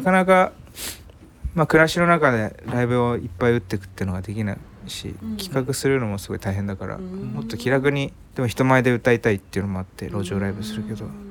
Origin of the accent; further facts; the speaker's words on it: Nakai, Kanagawa, Japan; moved away as an adult; also born or lived in Hiroshima; now in Azumino, Japan; 僕の地元の神奈川の中井町っていうとこも